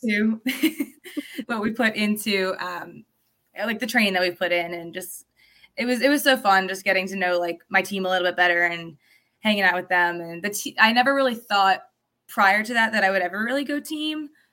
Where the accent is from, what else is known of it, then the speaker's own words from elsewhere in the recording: State College, Pennsylvania, United States; moved away; I grew up in State College, Pennsylvania